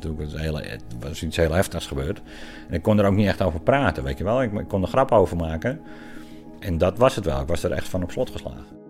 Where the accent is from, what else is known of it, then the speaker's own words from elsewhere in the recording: Kop van Noord-Holland, North Holland, Netherlands; moved away; Ik kom uit de kop van Holland oorspronkelijk